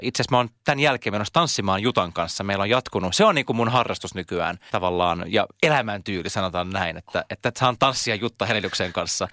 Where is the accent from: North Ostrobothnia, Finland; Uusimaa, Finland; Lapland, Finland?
Uusimaa, Finland; Siuntio; first language Swedish; Finnish is a second language; moved away as an adult; also born or lived in Helsinki; Mä oon muuttanut takaisin kotiin maalle Siuntioon